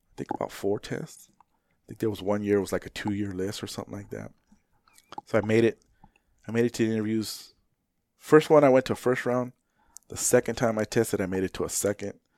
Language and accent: English; Phoenix, Arizona, United States; where I grew up in Maryvale, I grew up, you know, I graduated in ninety-four